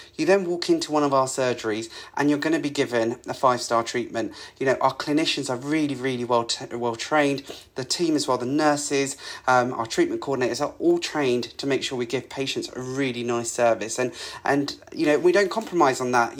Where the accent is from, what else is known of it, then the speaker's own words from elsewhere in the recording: Essex, East of England, United Kingdom; I grew up in Essex, so there's a bit of that in my blood